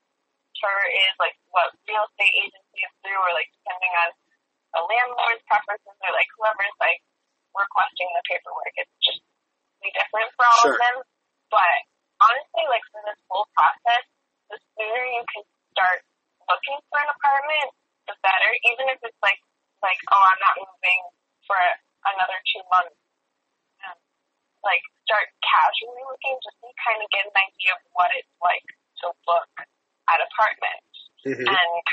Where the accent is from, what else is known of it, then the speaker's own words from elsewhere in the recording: Austin, Texas, United States; whenever someone not from Austin hears that I'm from Austin and has visited Austin, we usually have very different opinions on Austin, because I, like, grew up in the suburbs